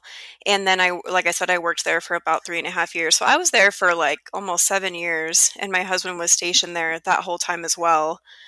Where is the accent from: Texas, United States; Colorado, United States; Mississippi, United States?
Colorado, United States; La Junta; moved away as an adult; also born or lived in Nebraska / Germany; now in Phoenix, United States; I am born and raised in Colorado and moved out to Nebraska for school.